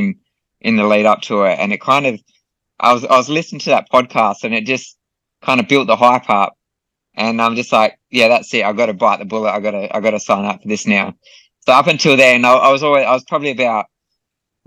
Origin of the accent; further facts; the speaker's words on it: Australia; in my home country